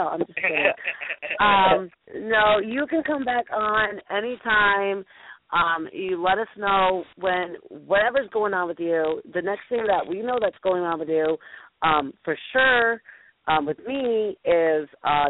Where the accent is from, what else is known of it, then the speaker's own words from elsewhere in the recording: Ohio, United States; Like, I'm the lady from Ohio that's calling you.